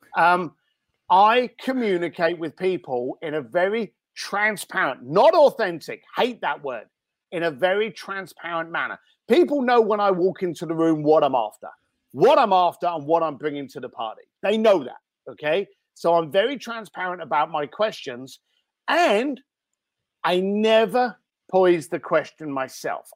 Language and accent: English; London, United Kingdom; also born or lived in Reading; now in Los Angeles, United States; I was actually born in Reading, uh, and then I did a lot of growing up in East London, Walthamstow, and Leyton Stowe.